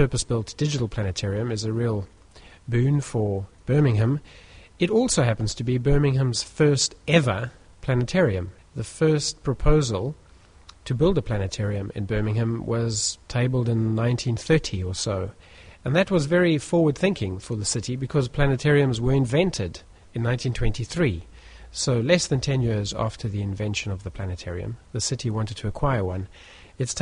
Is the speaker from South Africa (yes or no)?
yes; South Africa; moved away as an adult; now in United Kingdom; I grew up in South Africa